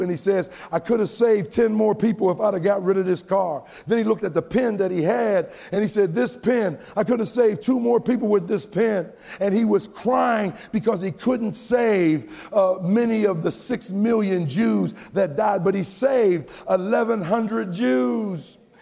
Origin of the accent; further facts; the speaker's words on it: United States; I'm American